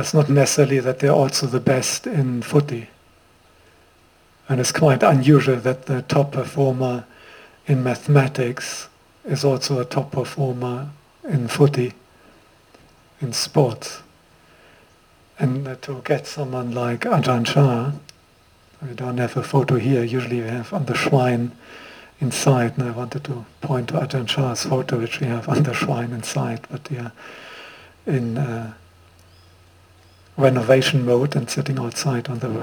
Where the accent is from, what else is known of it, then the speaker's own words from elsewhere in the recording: Germany; accent: German; also born or lived in Sri Lanka; now in Queensland, Australia; a German-born monk, as my accent makes clear, who got ordained in Sri Lanka